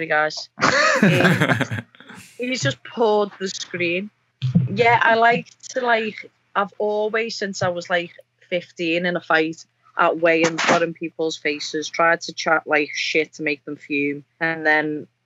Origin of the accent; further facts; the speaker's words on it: the Northwest, North West England, United Kingdom; we're both from the Northwest